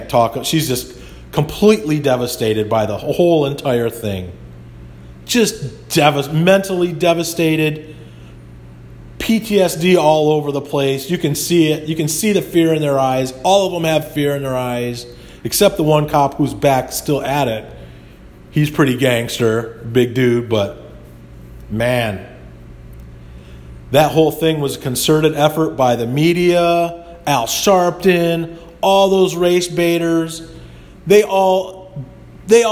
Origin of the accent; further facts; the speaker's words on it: United States; as an American